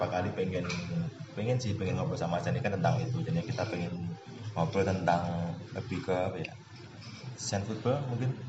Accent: Bandung, West Java, Indonesia; now in Jakarta, Indonesia; Saya dari Bandung uh, lahir 9 November 1990 uh, eh, itu aja kali ya nggak ada yang asli Bandung berarti mas asli Bandung, asli Bandung. tumbuh besar di Bandung Bisa tapi stay di Jakarta

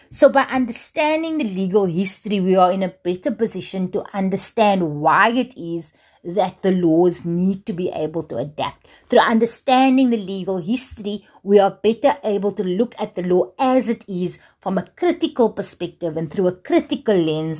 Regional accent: South Africa; as South African scholars

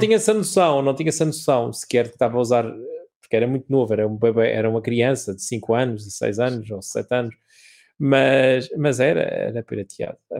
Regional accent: Madeira, Portugal; also born or lived in Lisbon; sou português

